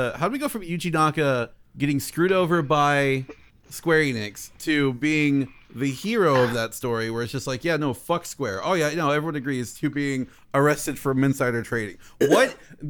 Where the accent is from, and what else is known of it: the South, United States; born or raised there